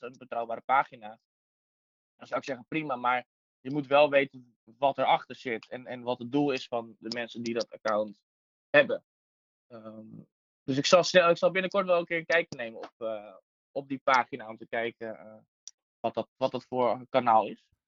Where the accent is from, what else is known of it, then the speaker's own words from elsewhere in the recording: Nieuw-Vennep, North Holland, Netherlands; Ik kom zelf uit Nieuw-Vennep, ben ik opgegroeid